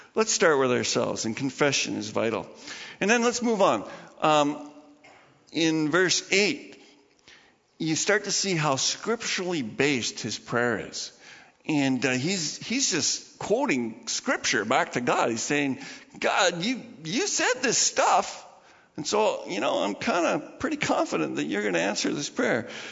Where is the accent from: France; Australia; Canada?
Canada; I'm part of Canada. I'm a Canadian.